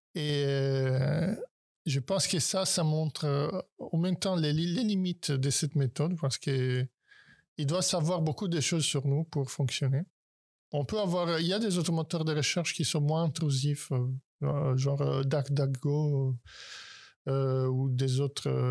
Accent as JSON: {"language": "French", "country": "Italy", "moved": "yes", "lives_now": "France", "said": "je suis italien"}